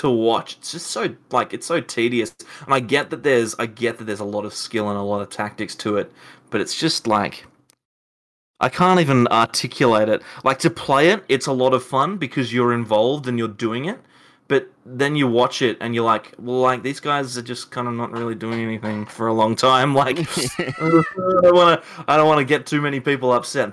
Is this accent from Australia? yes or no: yes; Adelaide, South Australia, Australia; I don't live in Melbourne. I come from Adelaide.